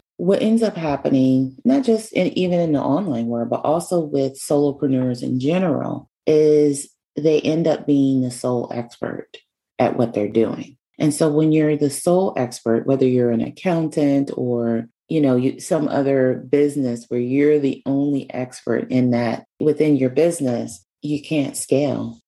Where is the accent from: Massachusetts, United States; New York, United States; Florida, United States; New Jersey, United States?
New York, United States; New York City; moved away as an adult; where I was from, which is New York. Um, so I was moving from one place back to New York City